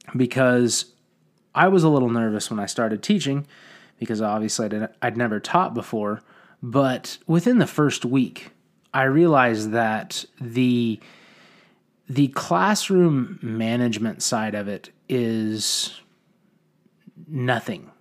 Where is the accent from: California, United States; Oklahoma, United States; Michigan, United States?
Oklahoma, United States; I wanted to move back to my hometown and be a positive influence on the community I wanted to raise my children in.